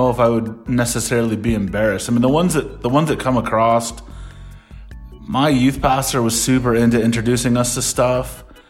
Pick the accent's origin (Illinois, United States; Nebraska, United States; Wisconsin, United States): Nebraska, United States; Omaha; I'm from Omaha, somewhere middle America.